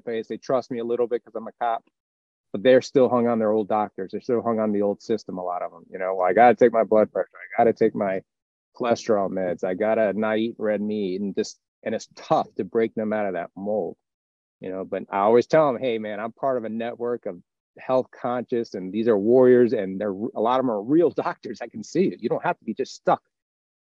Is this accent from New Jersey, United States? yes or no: no; Florida, United States; we're from Florida, so it's our home base.